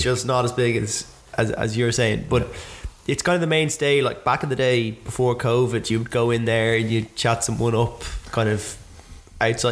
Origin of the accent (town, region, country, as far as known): Ireland